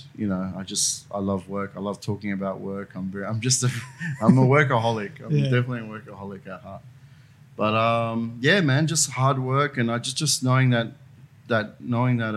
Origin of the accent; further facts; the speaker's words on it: Sydney, New South Wales, Australia; I'm from like from Burwood. So the train line between Strathfield and Ashill. So that's the area that I grew up